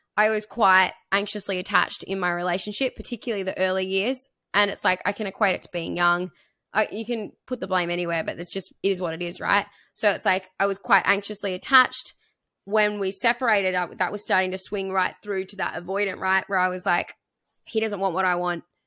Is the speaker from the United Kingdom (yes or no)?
no; three hours from Hobart, Tasmania, Australia; moved away as an adult; I moved to Hobart. I moved, uh, which is like three hours from my hometown